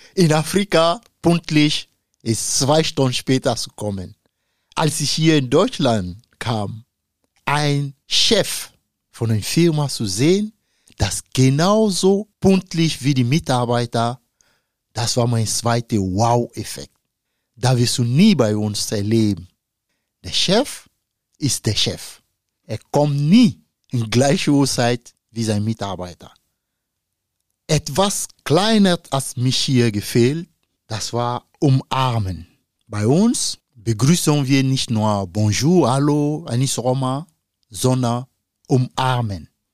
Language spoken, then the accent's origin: German; Côte d’Ivoire; German is a second language; now in Osnabrück, Germany; mein Heimat, Elfenbeinküste